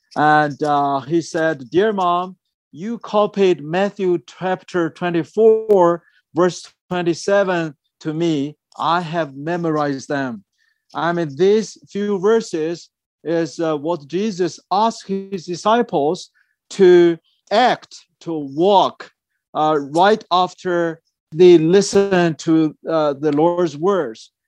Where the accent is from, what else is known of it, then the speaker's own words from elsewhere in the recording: China; moved away; when I was at my hometown area